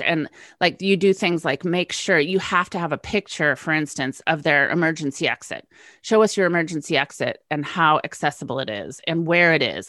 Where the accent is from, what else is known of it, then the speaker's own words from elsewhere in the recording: West Coast, United States; moved away; West Coast girl moves east.